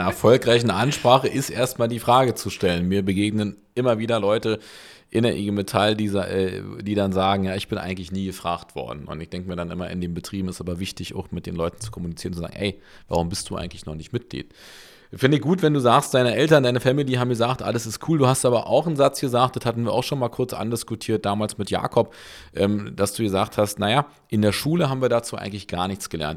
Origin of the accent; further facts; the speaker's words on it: Berlin, Germany; bin ja in Köpenick geboren